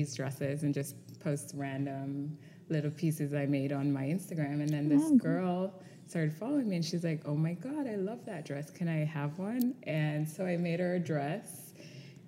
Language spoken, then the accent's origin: English; Jamaica; also born or lived in San Francisco, United States; now in Los Angeles, United States; Born and raised in Jamaica.